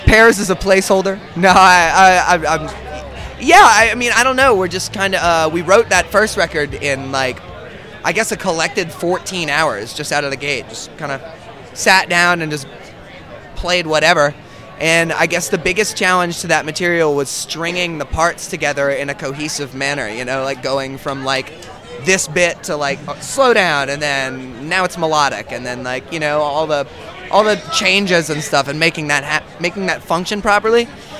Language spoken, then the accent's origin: English; New Orleans, Louisiana, United States; We're from New Orleans, Louisiana. Wonderful, wonderful, wonderful place.